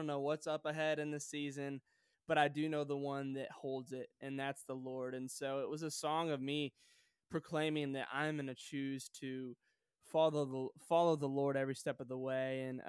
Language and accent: English; Sioux Falls, South Dakota, United States; also born or lived in Joplin, Missouri; now in Nashville, United States; I was born in Joplin, Missouri, and okay. I moved to Sioux Falls, South Dakota when I was 9 years old.